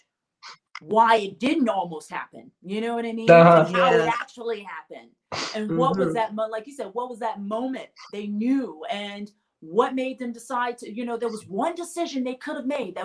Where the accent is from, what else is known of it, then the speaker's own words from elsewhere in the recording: Memphis, Tennessee, United States; I grew up in Memphis, Tennessee